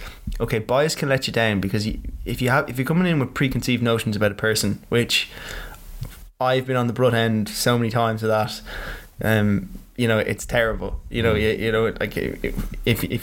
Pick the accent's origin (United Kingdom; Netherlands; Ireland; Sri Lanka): Ireland; we're Irish